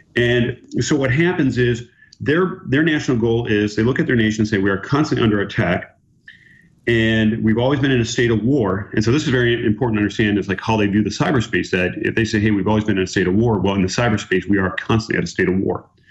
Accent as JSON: {"language": "English", "region": "Minnesota", "country": "United States", "said": "I'm from Minnesota"}